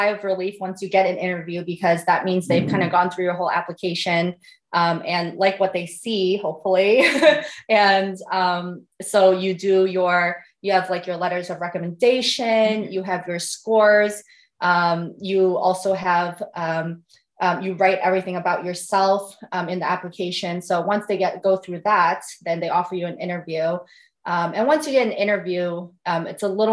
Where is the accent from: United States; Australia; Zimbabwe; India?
United States; San Francisco, California; moved away as an adult; also born or lived in Nevada / Detroit area, Michigan; now in Columbus, United States; I'm originally from California, from San Francisco.